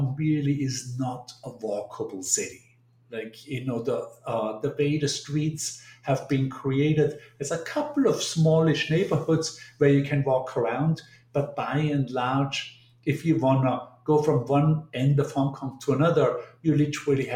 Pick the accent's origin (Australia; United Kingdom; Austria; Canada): Austria; Bregenz, Vorarlberg; moved away as an adult; also born or lived in Vienna; now in New York City, United States; I spent my first 18 years in Bregenz, this small town in the western part of Austria